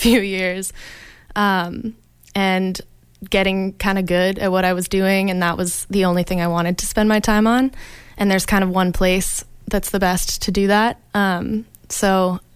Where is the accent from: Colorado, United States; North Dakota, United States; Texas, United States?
Colorado, United States; Boulder; moved away as an adult; now in Boston, United States; I'm from Boulder, Colorado, and I'm a student at Berklee College of Music in Back Bay, Boston